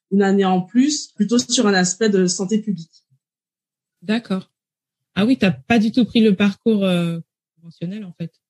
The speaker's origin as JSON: {"language": "French", "country": "Martinique", "said": "j'ai 36 ans, je suis martiniquaise"}